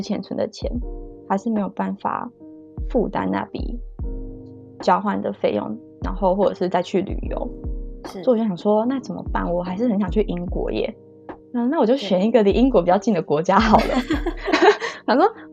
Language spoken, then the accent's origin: Chinese; Kaohsiung, Taiwan; moved away as an adult; also born or lived in Taoyuan; now in Belgium; 我来自高雄，今年二十五岁。目前居住在比利时